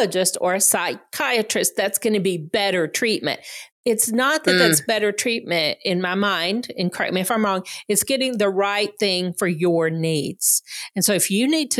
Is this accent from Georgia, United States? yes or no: yes; Georgia, United States; I grew up in Georgia